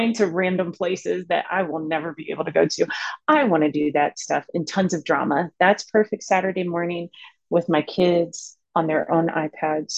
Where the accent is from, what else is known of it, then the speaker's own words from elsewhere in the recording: Maryland, United States; I am originally from the Maryland area.